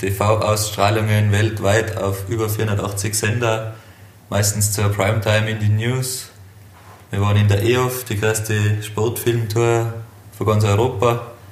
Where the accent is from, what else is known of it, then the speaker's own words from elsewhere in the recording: Hopfgarten, Tyrol, Austria; ich bin aus Hopfgarten.